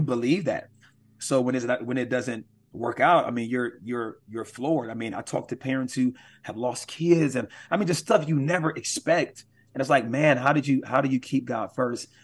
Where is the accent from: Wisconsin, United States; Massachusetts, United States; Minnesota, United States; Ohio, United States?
Wisconsin, United States; Milwaukee; Milwaukee is my hometown, born and raised in Milwaukee